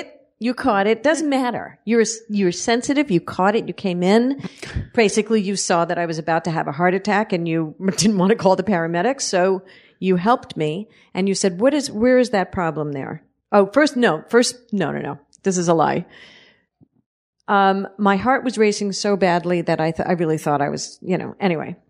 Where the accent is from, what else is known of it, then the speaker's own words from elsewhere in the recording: New York City, New York, United States; I was born and raised in the area of Last Exit to Brooklyn. I'm, I'm from Red Hook, Brooklyn